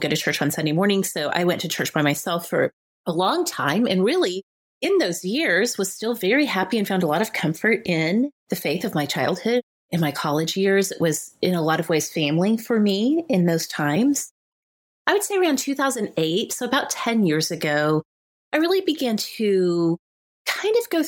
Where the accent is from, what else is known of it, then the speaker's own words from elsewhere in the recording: Oklahoma, United States; I grew up in small towns in Oklahoma